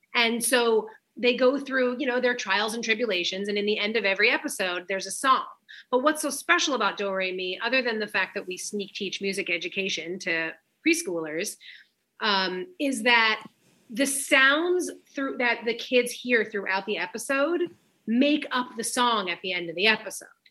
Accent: New York, United States; I'm from New York

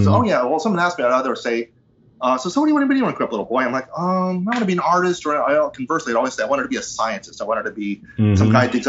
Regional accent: East Windsor, New Jersey, United States; also born or lived in Ridgefield; I was born in Ridgefield, New Jersey, which I think is closer to New York, but we wound up East Windsor, which it's very classically suburban.

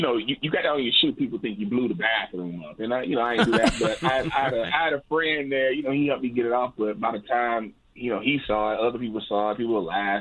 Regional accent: Galveston, Texas, United States; Went out on a date to a local bar in my hometown. And you know, it's kind of like a small town. And you know, where I know everybody out in Galveston

